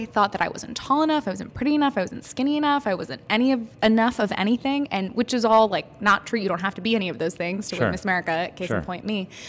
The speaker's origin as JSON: {"language": "English", "region": "California", "country": "United States", "also_born_or_lived": "New York", "moved": "as an adult", "said": "I went to college in New York. I'm originally from California."}